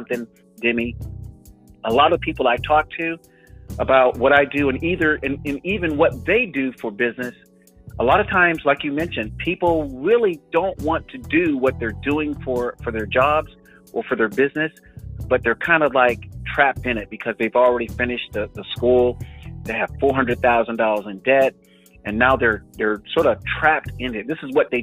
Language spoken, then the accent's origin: English; the South, United States; now in Northern California, United States; I'm from the South